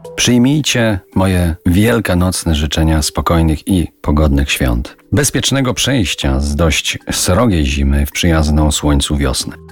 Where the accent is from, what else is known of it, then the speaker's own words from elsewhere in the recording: Kozy, Silesian Voivodeship, Poland; moved away as an adult; o mojej wsi rodzinnej, o Kozach, gdzie spędziłem szczęśliwe pierwszych 20 świąt wielkanocnych mojego życia